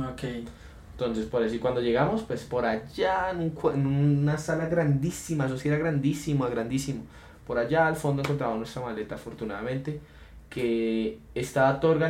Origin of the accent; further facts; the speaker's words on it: Colombia; Ah, yo porque soy colombiano, y ¿eh? qué es feo ser colombiano.